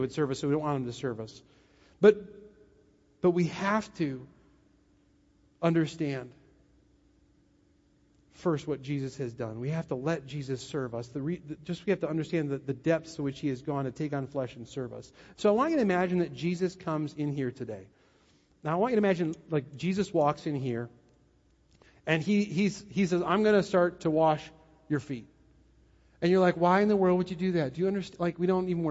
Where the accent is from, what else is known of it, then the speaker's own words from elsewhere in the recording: Wisconsin, United States; I'm from Wisconsin, and many of you are, and so I know how Wisconsin people think about serving.